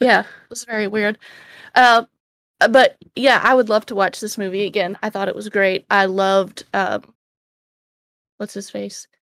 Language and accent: English; Georgia, United States; moved away; also born or lived in Tennessee; I'm from Georgia, and when we moved to Tennessee